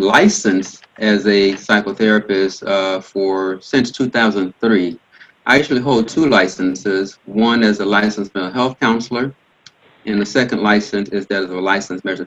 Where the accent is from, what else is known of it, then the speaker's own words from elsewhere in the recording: Miami, Florida, United States; moved away; also born or lived in Port-au-Prince, Haiti; Grew up in Miami, and from a pretty large family